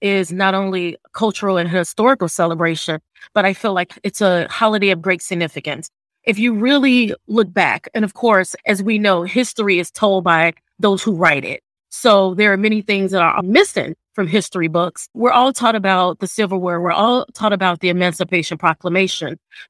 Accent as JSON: {"language": "English", "town": "Chicago", "region": "Illinois", "country": "United States", "said": "I'm originally from Chicago."}